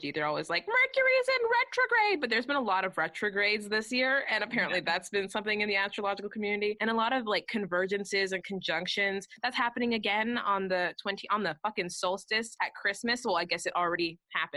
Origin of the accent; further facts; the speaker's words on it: Canada; we are Canadian